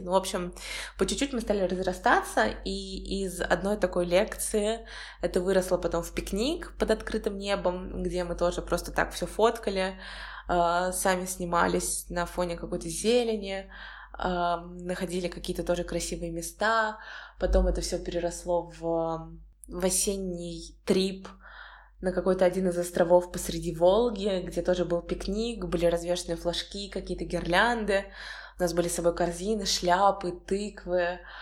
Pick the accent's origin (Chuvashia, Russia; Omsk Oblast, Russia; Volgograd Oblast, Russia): Volgograd Oblast, Russia; Volgograd; moved away as an adult; also born or lived in United States; now in Saint Petersburg, Russia; Волгоград — это мой родной город